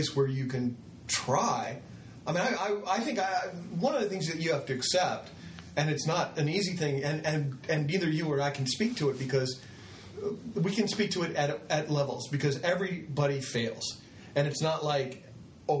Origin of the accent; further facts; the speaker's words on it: Midwest, United States; moved away as an adult; also born or lived in Santa Barbara, California / Cambria, California; I'm from the Midwest